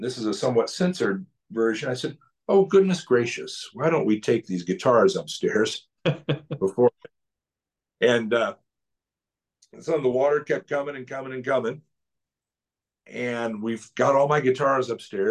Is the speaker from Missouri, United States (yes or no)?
yes; St. Louis, Missouri, United States; now in Skokie, United States; I'm from St. Louis